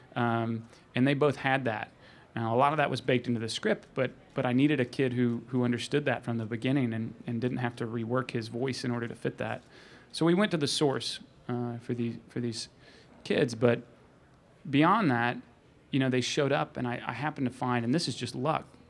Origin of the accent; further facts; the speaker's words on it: Arkansas, United States; I grew up in Arkansas